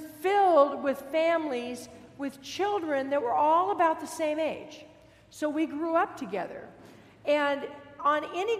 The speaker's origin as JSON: {"language": "English", "town": "Fullerton", "region": "California", "country": "United States", "tie": "born or raised there", "said": "I grew up in Fullerton. Dave and I both grew up in Fullerton. And Fullerton then was a really, really small town. Not like it is today with a university and all. Small town, lots of orange groves. And I lived on a cul-de-sac street."}